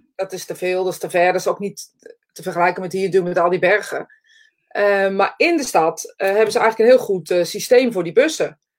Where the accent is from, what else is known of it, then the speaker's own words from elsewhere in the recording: Netherlands; we zijn Nederlanders